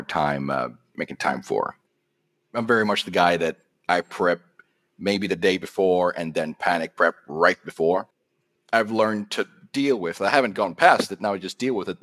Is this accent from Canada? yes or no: no; Sweden; I'm from Sweden